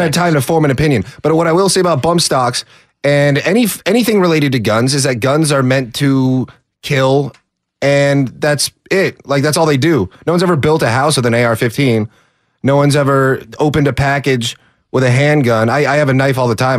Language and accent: English; Orange County, California, United States; I'm from Orange County.